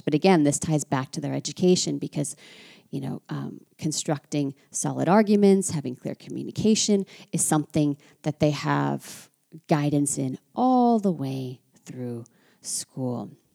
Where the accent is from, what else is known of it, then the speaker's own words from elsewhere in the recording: United States; now in France; as an American living in France